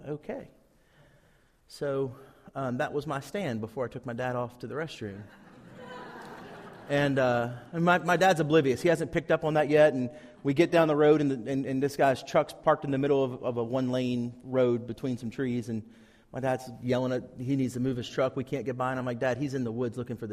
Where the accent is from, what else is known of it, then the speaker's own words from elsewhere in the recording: Tri-Cities, Virginia, United States; moved away; I'm from the Tri-Cities